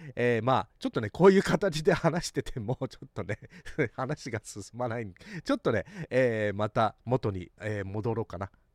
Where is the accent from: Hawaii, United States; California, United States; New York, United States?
Hawaii, United States; also born or lived in Japan; ハワイ育ちのバイリンガル、テスラエバンジェリスト